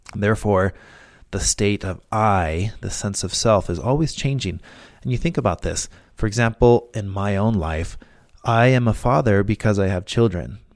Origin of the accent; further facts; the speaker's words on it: Mexico; now in United States; growing up in school in Mexico